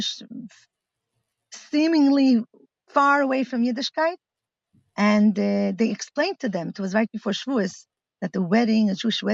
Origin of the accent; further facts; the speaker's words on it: Milan, Lombardy, Italy; moved away as an adult; also born or lived in Crown Heights, New York; now in Metula, Israel; My parents are shlichas in Milan